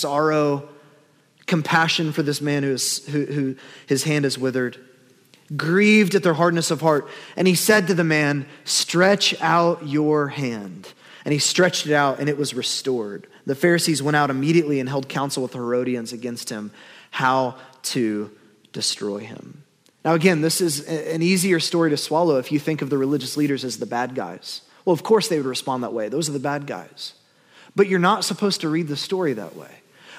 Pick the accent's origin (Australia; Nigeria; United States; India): United States; we're American